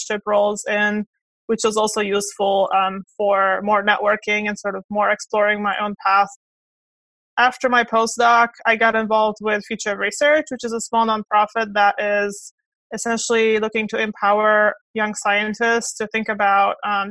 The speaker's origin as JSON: {"language": "English", "country": "Romania", "tie": "born or raised there", "also_born_or_lived": "Kentucky / South Carolina / Georgia", "moved": "as an adult", "lives_now": "United States", "said": "So I was born in Romania and moved here in 2001, did my undergraduate at Clemson"}